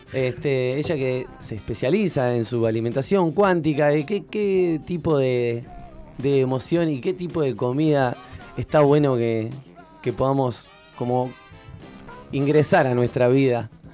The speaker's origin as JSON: {"language": "Spanish", "country": "Uruguay", "said": "como buenos uruguayos"}